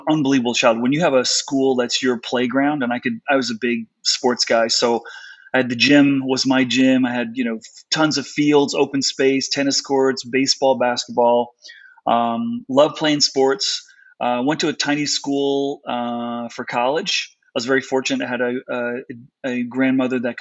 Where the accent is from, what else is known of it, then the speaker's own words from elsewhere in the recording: Connecticut, United States; also born or lived in South Africa; I grew up on the East Coast in Connecticut.